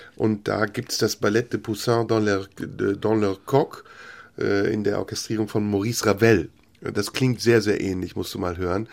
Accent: Germany; als wir als Kinder in Deutschland aufgewachsen sind

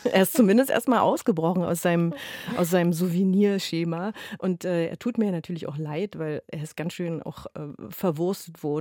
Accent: Berlin, Germany; zumal als Berliner gehe, also ich persönlich gerne in anderen Kiezen spazieren, weil das manchmal wie Urlaub ist

